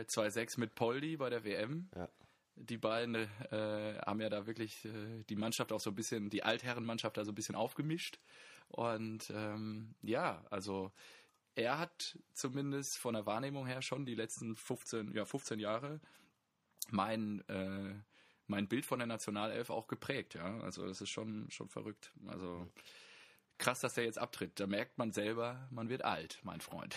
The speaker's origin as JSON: {"language": "German", "country": "Germany", "said": "wir als ähm, Deutsche"}